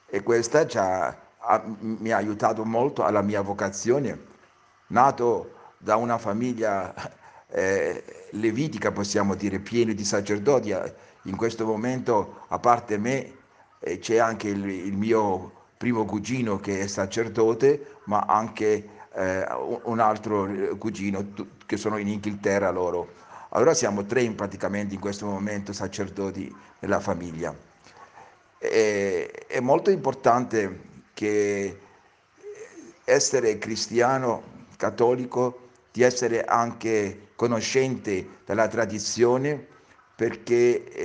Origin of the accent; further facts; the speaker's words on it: Cyprus; born there; Io sono nato a Cipro come i miei genitori